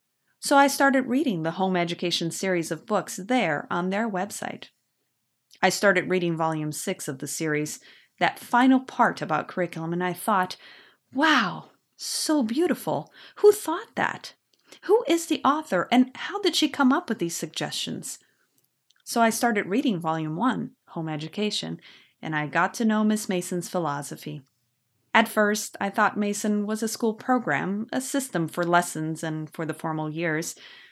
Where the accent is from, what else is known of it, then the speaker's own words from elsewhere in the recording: Brazil; born there; first language Portuguese; English is a second language; I live in Brazil. I was born here, so Portuguese is my mother language.